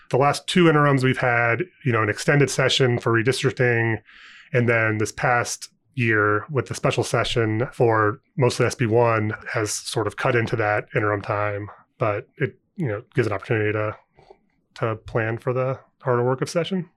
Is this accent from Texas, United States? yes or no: no; Ohio, United States; moved away as an adult; also born or lived in Indiana / Saint Louis, Missouri; now in Indianapolis, United States; I'm from Ohio originally, but I went to I U for undergrad